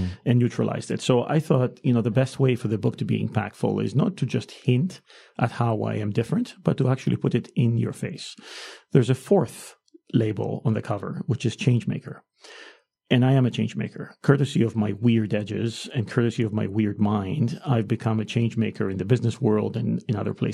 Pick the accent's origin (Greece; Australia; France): Greece; moved away as an adult; I grew up in Greece.